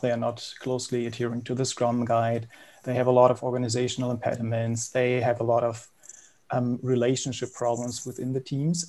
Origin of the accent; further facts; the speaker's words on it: Berlin, Germany; I'm from Berlin, Germany, born and raised.